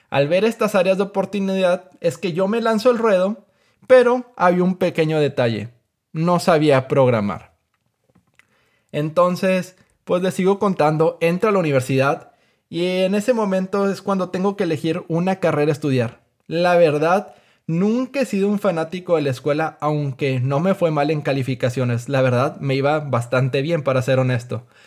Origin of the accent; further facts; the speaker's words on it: Mexico; soy un emprendedor mexicano de 27 años de edad.